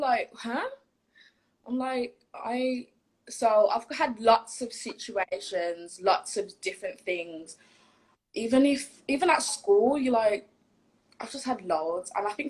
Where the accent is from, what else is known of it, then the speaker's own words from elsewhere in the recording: Jamaica; No, my dad's black. My mum's black. I'm Jamaican.